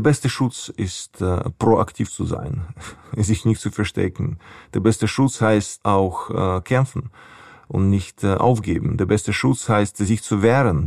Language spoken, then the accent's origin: German; Ukraine; German is a second language; wir als Ukrainer